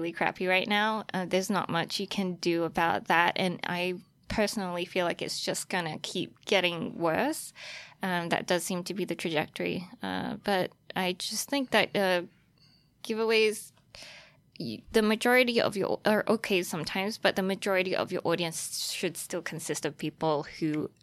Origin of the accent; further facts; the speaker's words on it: Australia; moved away as an adult; also born or lived in Taiwan; now in New York, United States; I was born in Taiwan, and then I grew up in Australia. I spent like 14 years there and eventually made it out to New York